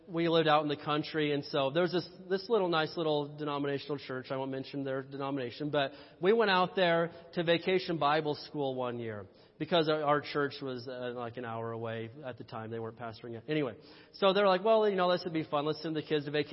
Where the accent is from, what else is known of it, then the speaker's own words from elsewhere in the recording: Indiana, United States; I'm from Indiana